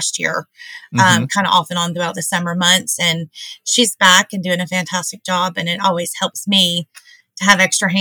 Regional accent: Hendersonville, Tennessee, United States; moved away as an adult; now in Portland, United States; I'm originally from Hendersonville. I graduated from Beach High School in 94

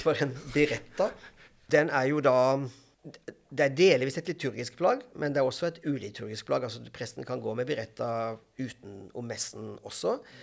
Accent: Grimstad, Agder, Norway; also born or lived in London / Stavanger / Bergen / Porsgrunn; now in Bærum, Norway; Jeg kommer fra Grimstad i Agder

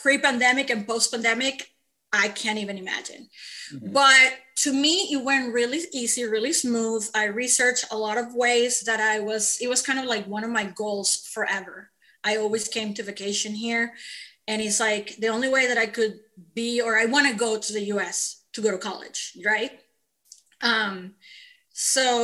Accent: Venezuela; moved away as an adult; I'm an immigrant from Venezuela

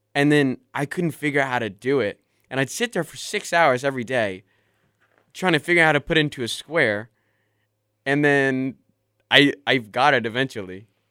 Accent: Tuscaloosa, Alabama, United States; my hometown, Tuscaloosa, Alabama

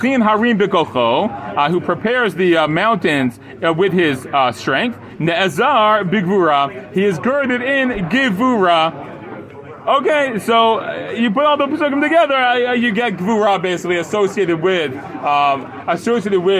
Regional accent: United States; now in Israel; when I grew up in America

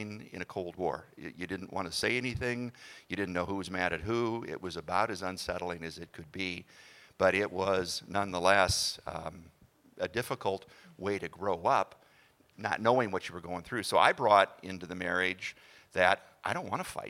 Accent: Hutchinson, Minnesota, United States; moved away as an adult; also born or lived in Montana; we were both born and raised in Hutchinson, Minnesota.

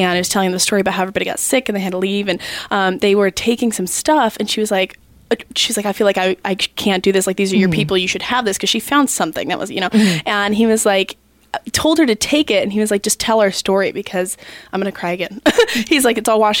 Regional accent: Tucson, Arizona, United States; now in Alaska, United States; I was raised in Tucson with him.

